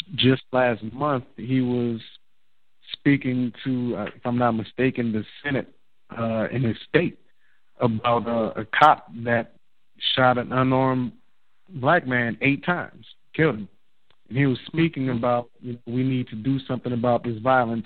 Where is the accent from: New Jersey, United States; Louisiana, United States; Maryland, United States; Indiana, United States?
Louisiana, United States; New Orleans; I'm from New Orleans.